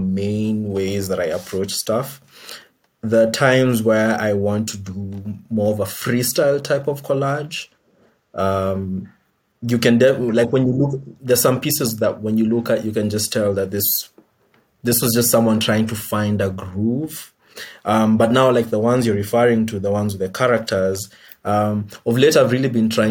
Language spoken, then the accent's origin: English; Nairobi, Kenya; I grew up in Nairobi, and there's this sort of lingua franca that we use a lot in the city